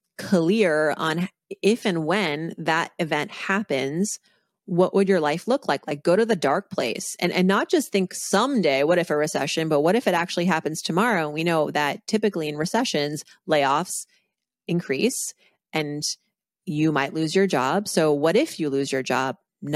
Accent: Massachusetts, United States; growing up on the East Coast in Massachusetts

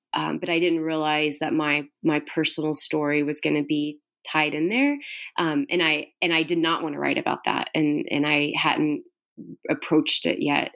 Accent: Houston, Texas, United States; I grew up in Houston

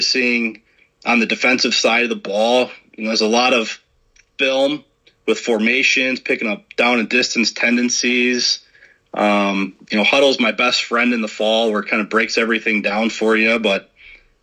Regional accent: Chicago suburbs, Illinois, United States; now in Iowa, United States; growing up in the Chicago suburbs

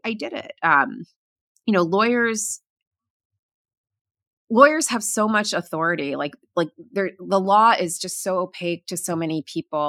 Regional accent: Florida, United States; moved away; I grew up in Florida, and, you know, when we first moved there

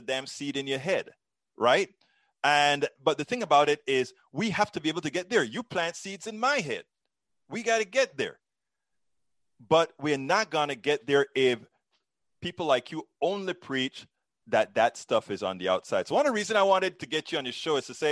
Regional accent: Panama; now in United States; I'm originally from Central America, Panama

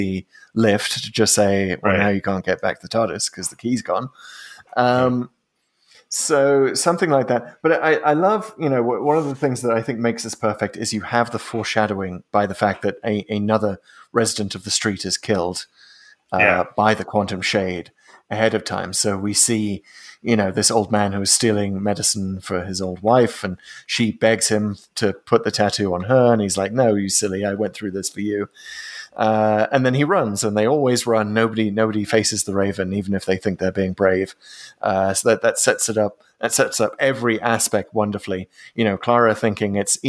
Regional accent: United Kingdom; as a British person

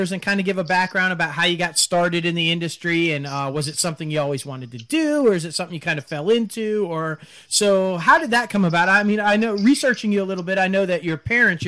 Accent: New York, United States; now in South Mississippi, United States; I'm from New York

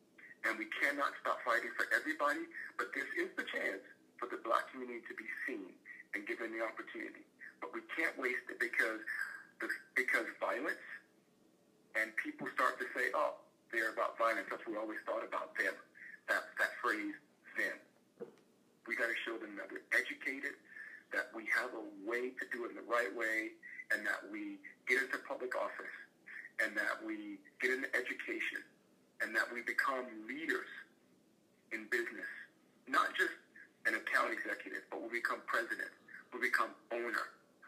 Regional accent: the South, United States; Look, I grew up in the South, right? I grew up in the South.

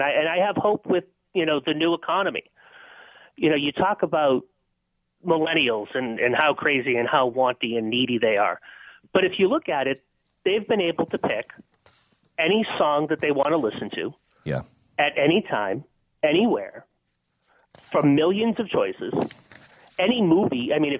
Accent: Lowell, Massachusetts, United States; I grew up in Lowell, Massachusetts, old mill town, right? And my mom worked a manufacturing job until just when I got into college.

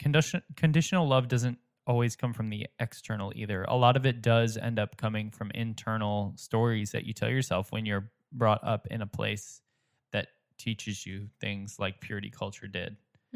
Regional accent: United States; that's something that's very prevalent with the community and the culture that we grew up here with in the States

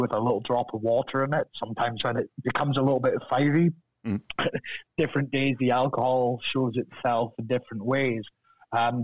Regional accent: Deeside, Scotland, United Kingdom; accent: Scottish; moved away as an adult; now in Los Angeles, United States; I'm from over the hill from the distillery. So, G-side, just most famous for the Queen's summer home, and spent a lot of time up there in G-side

